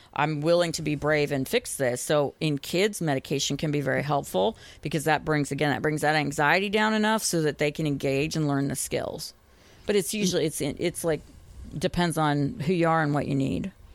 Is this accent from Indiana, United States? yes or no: no; Boston, Massachusetts, United States; now in Tennessee, United States; I grew up in Boston